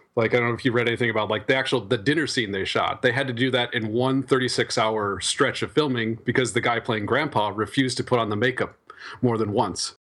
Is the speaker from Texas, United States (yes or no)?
no; Iowa, United States; I grew up in Iowa